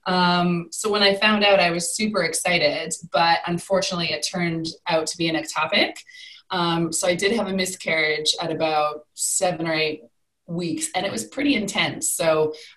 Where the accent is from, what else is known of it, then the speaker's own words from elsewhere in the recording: Canada; moved away as an adult; now in United Kingdom; So I am originally from Canada. I moved to the UK about 14 years